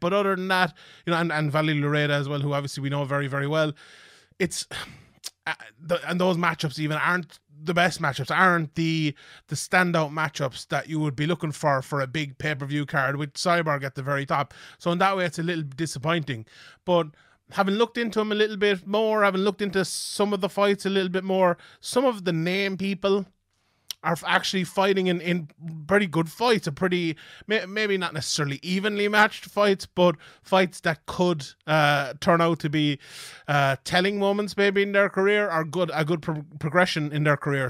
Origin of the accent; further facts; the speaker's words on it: Dublin, Leinster, Ireland; here in my home country of Dublin, Ireland.